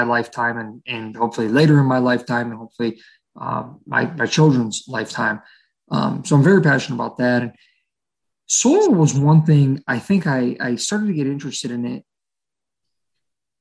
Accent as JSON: {"language": "English", "region": "Ohio", "country": "United States", "tie": "born or raised there", "said": "born and raised in Ohio. I've lived all over the state of Ohio, from northeastern Ohio to southeastern Ohio"}